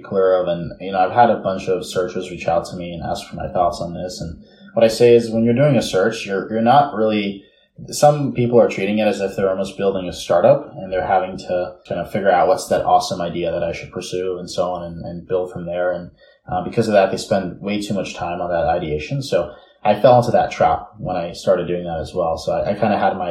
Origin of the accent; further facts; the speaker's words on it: New York City, New York, United States; now in California, United States; I'm originally from New York City, born and raised in Bay Ridge, Brooklyn